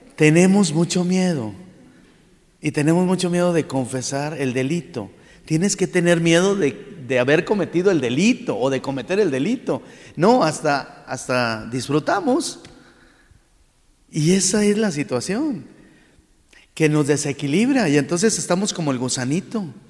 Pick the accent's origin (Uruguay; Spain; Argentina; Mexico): Mexico; Saltillo, Coahuila; also born or lived in Monclova / Rome; nuestra ciudad